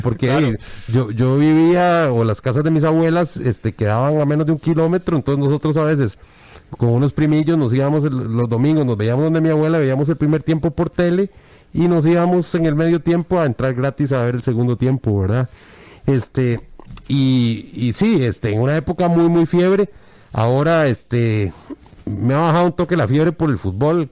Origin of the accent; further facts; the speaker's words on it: Costa Rica; como ticos nosotros vivimos criticando